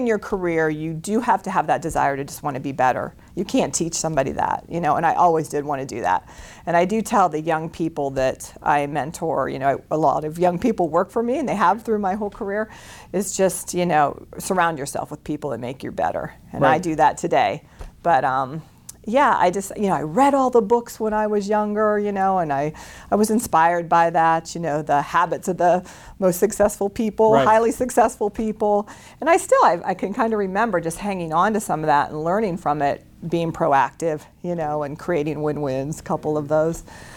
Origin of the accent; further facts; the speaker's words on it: Cortland, Ohio, United States; I'm a homegrown, born and raised in Cortland, Ohio